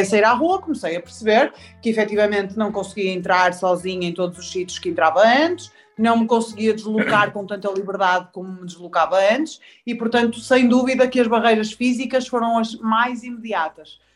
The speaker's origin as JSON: {"language": "Portuguese", "town": "Porto", "region": "Norte", "country": "Portugal", "said": "sou do Porto. Sou do Porto."}